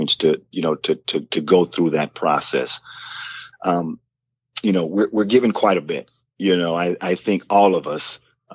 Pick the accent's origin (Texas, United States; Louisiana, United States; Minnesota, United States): Texas, United States; Port Arthur; we grew up poor in Port Arthur, Texas